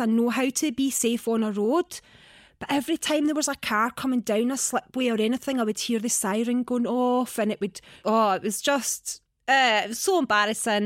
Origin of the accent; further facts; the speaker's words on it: Scotland, United Kingdom; accent: Scottish; also born or lived in Manchester; I was born in Manchester. Obviously, I've got a Scottish accent. So I've spent, like, pretty much my whole life in Scotland